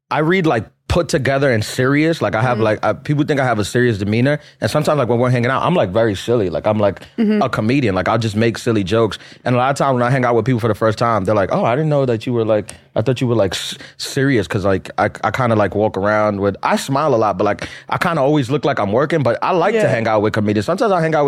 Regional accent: New York City, New York, United States; In Queens, Christ the King.

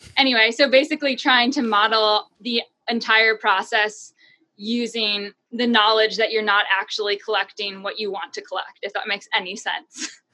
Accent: New Hampshire, United States; I am from New Hampshire

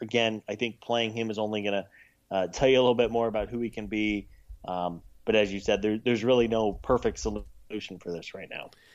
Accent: Missouri, United States; I grew up in the Midwest in Missouri.

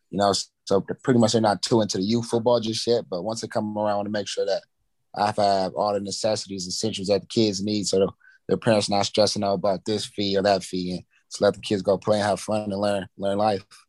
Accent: Pasadena, California, United States; moved away; my hometown, Pasadena

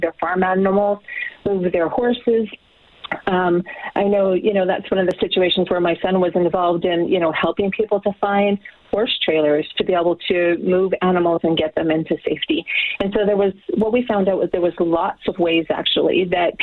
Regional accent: Grande Prairie, Alberta, Canada; I'm from Grand Prairie

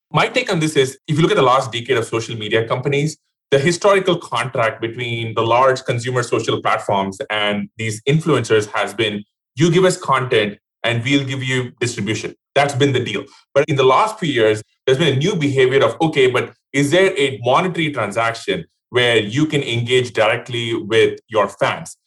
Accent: India; moved away; I grew up in India

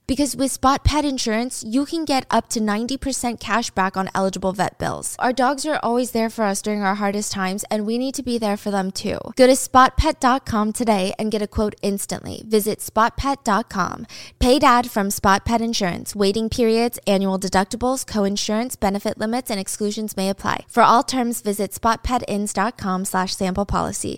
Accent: United States; being an American

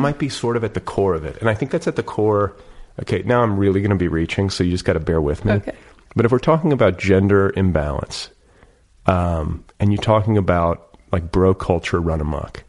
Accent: Midwest, United States; I'm from the Midwest. I was like, this wasn't happening in Milwaukee.

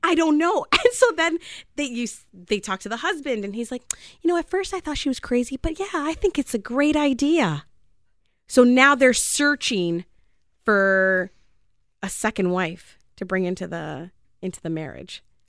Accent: Canada; I'm just Canadian

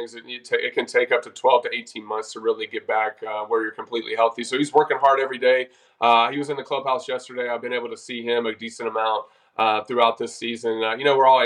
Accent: North Carolina, United States; I'm from North Carolina

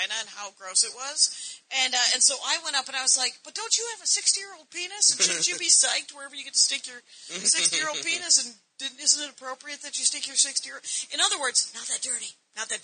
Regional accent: Wisconsin, United States; moved away; I'm from Wisconsin

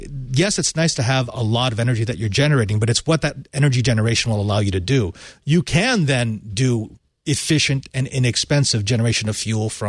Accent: Fremont, California, United States; my hometown of Fremont.

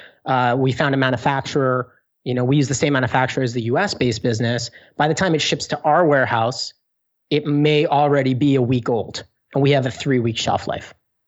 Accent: Canada; being Canadian, being, you know, in Toronto, which is the hub of business of all of Canada

